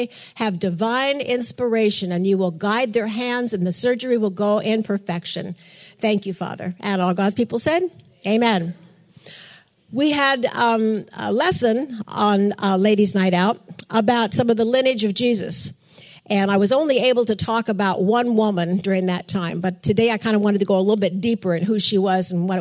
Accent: Portland, Oregon, United States; moved away; I'm from Portland, Oregon

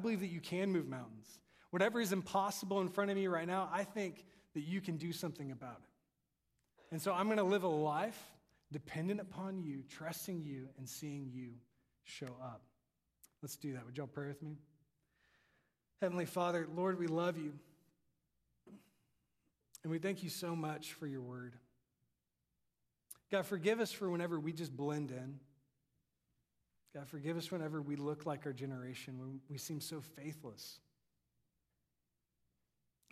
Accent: Texas, United States; my accent. I tell him I'm from Texas

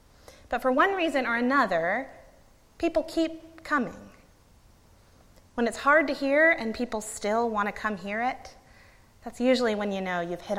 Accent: Gulf Coast of Florida, United States; now in Monroe, United States; Growing up on the Gulf Coast of Florida, we spent a fair amount of time at the beach in my childhood.

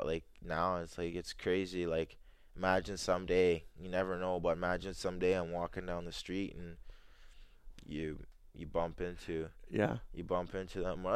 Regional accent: Arborg, Manitoba, Canada; also born or lived in Jamaica; the area where I grew up in Arbourg area

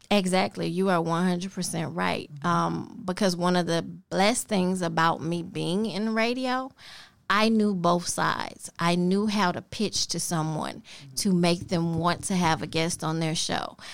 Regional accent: Memphis, Tennessee, United States; also born or lived in Millington, Tennessee / Kansas City, Missouri; grew up in this little neighborhood they called Atlantic

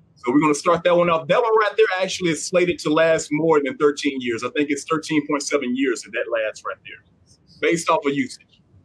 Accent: Southern Arkansas, United States; I grew up in Southern Arkansas

